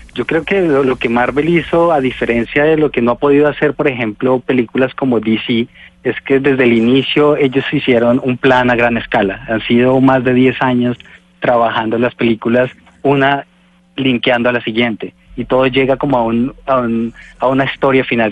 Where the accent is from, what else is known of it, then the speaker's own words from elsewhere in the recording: Colombia; moved away; nosotros como colombianos